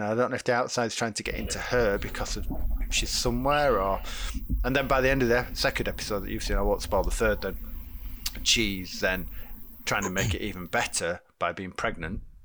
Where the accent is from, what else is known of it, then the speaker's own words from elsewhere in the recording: United Kingdom; we're British